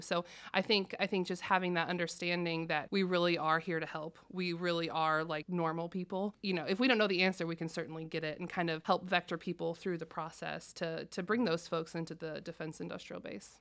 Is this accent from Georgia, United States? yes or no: no; Bloomington, Indiana, United States; moved away as an adult; I'm from Bloomington originally